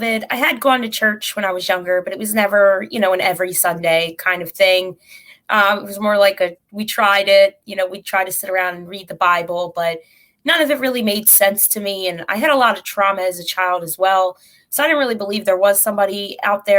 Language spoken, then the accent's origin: English; Philadelphia, Pennsylvania, United States; moved away; I am from Philly.